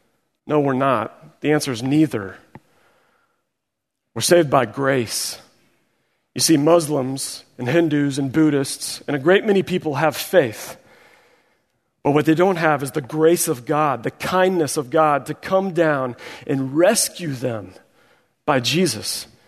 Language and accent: English; Missouri, United States; I am from Missouri, the show me state. I see another Missouri brother there shaking his hand.